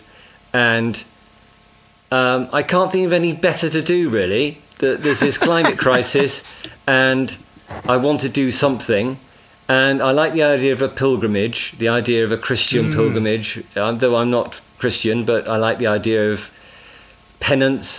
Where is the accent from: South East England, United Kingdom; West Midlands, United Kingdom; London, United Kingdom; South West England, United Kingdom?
West Midlands, United Kingdom; Bishop's Castle; South Shropshire, Bishop's Castle, let's get my hometown in there